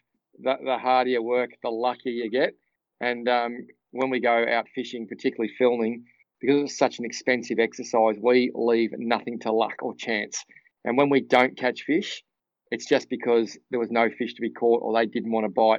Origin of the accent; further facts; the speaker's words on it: Cranbourne, Victoria, Australia; I grew up in a little town called Cranbourne